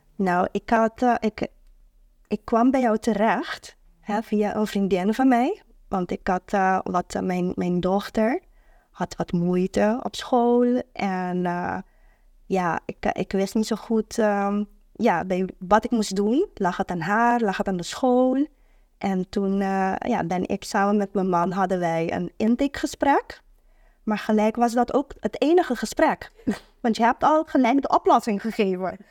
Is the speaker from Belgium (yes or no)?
no; Curaçao; now in Netherlands; ik kom uit Curaçao